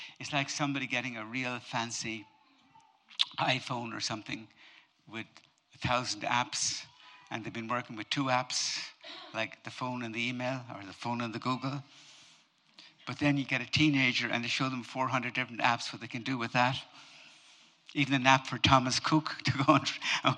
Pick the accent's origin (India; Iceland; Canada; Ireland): Ireland; I'm Irish, but I'm not typically Irish